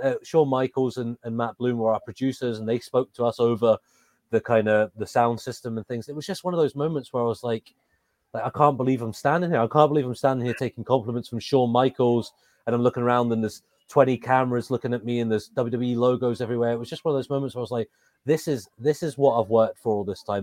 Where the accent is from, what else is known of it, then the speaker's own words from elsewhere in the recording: England, United Kingdom; accent: English; moved away; also born or lived in Scotland; I've got an English accent. I grew up in England, um, but I was living in Scotland when I started my wrestling journey